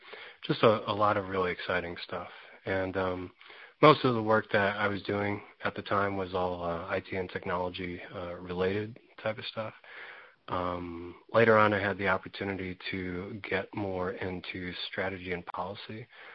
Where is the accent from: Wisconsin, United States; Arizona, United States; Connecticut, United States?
Connecticut, United States; Stamford; moved away as an adult; I'm originally from Stamford, Connecticut.